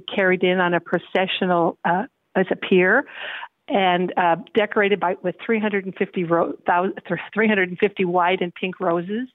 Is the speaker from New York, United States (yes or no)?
no; Washington, United States; moved away as an adult; now in Brazos Valley, United States; in my home state of Washington State